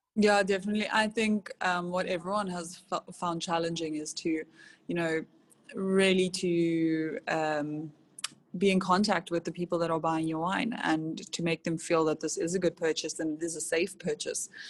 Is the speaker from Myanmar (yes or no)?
no; Robertson, Western Cape, South Africa; I was born in Robertson. Um, my parents own a wine farm there